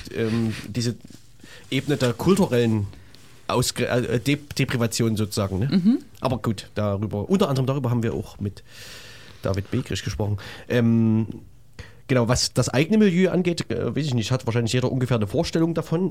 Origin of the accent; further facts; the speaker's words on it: Leipzig, Saxony, Germany; es würde mich als Leipziger tatsächlich mal interessieren